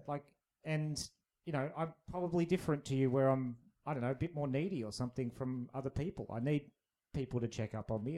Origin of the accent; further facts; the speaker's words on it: Australia; we're both Australian